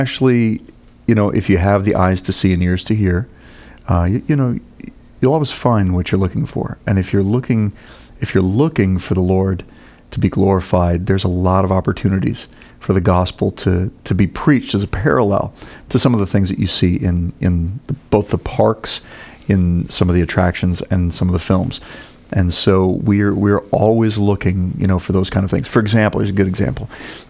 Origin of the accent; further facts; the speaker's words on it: Minnesota, United States; now in Orlando, United States; No, I grew up in Minnesota, so I remember the cold, but I've thawed out.